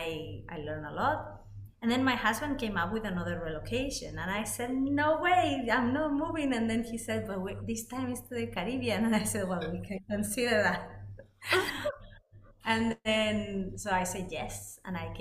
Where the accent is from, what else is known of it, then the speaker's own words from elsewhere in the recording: Madrid, Community of Madrid, Spain; English is a second language; moved away as an adult; also born or lived in Netherlands; I'm originally from Spain, from Madrid, and I lived 20 years there.